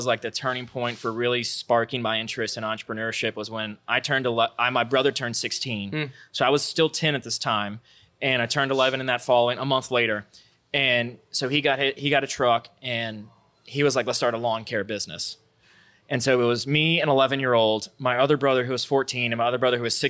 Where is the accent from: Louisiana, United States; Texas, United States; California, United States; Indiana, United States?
Louisiana, United States; Baton Rouge; also born or lived in Sunshine, Louisiana; born and raised right here in Baton Rouge, Louisiana.